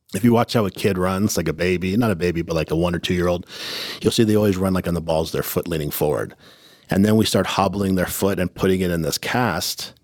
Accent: Oceanside, California, United States; growing up in Oceanside, it was like a tough neighborhood

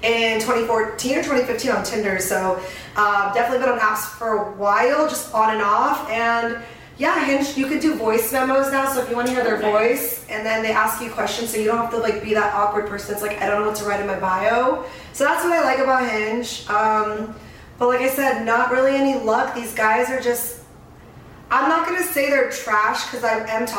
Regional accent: San Diego, California, United States; now in Phoenix, United States; I grew up in San Diego

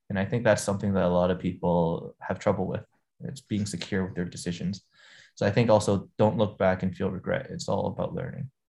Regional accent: Hong Kong; also born or lived in United States; I grew up in Hong Kong

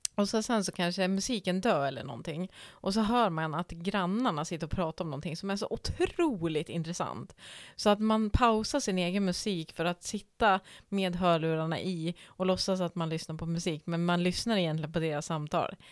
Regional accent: Norrland, Sweden; som norrlänning

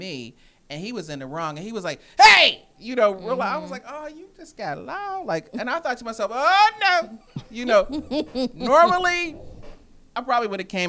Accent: Wilkinsburg, Pennsylvania, United States

